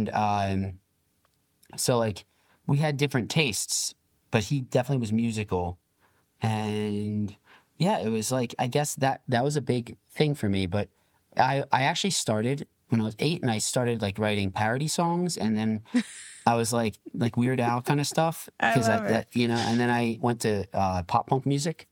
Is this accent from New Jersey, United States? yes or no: yes; New Jersey, United States; I'm from New Jersey. Okay. South Jersey, that is